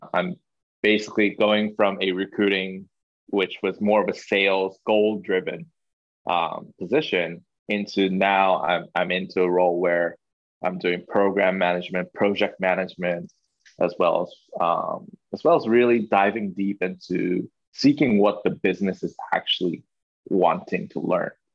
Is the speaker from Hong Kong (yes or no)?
yes; Hong Kong; first language Chinese; English is a second language; now in Japan; I went to a, a local school in Hong Kong where the the lessons and classes were basically taught in Mandarin, Mandarin Chinese. So English wow. wasn't even my first language